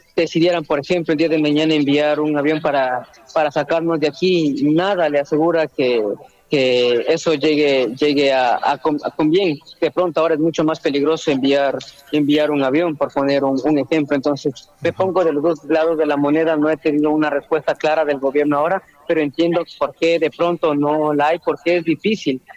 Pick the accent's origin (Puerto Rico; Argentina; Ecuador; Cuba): Ecuador; moved away as an adult; also born or lived in Russia; now in Kyiv, Ukraine; Salí de Ecuador hacia, primero hacia Rusia por temas de universidad, posteriormente me cambié acá a Ucrania, tengo dos años acá